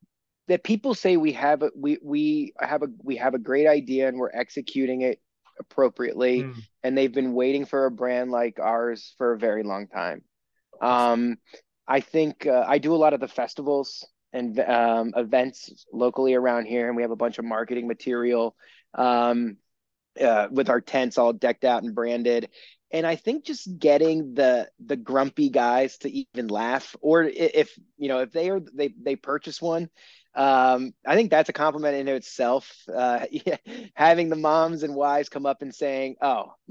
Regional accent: Maryland, United States; I grew up in Maryland, about 2 hours from Ocean City

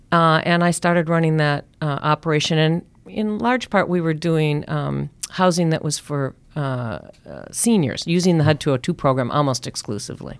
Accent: Minneapolis, Minnesota, United States; moved away as an adult; also born or lived in Oregon; I grew up in Minneapolis

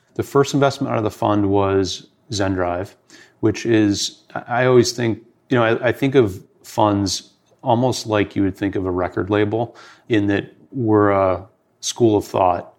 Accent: Detroit, Michigan, United States; I grew up in Detroit.

